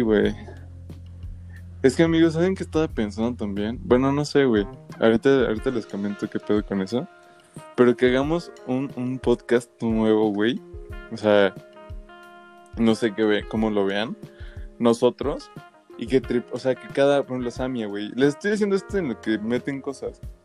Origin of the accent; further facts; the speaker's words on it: Mexico; somos mexas